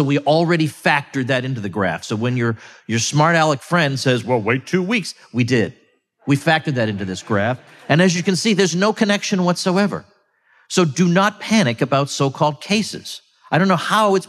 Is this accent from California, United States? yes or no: no; Massachusetts, United States; moved away; Massachusetts, my home state, recently, I don't live there anymore